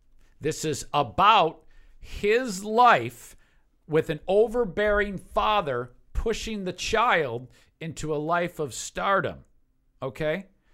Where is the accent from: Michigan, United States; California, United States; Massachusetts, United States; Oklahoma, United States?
Michigan, United States; Detroit; moved away; I grew up in Metro Detroit